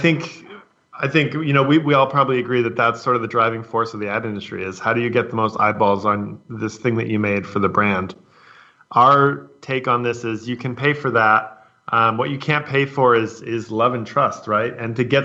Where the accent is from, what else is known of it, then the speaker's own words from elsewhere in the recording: San Francisco, California, United States; moved away; I'm from San Francisco